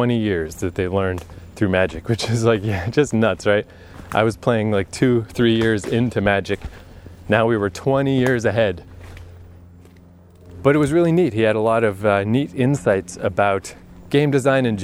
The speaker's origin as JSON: {"language": "English", "region": "Eastern Canada", "country": "Canada", "tie": "born or raised there", "said": "I was living in Eastern Canada."}